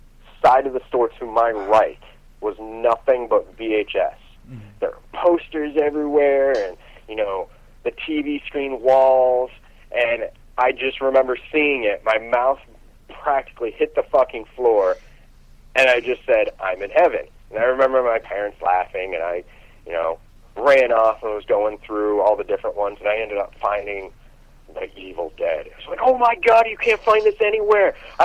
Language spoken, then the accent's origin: English; Warren, Pennsylvania, United States; And we went to Erie, Pennsylvania, which is about an hour and a half away from where I grew up in Warren, Pennsylvania.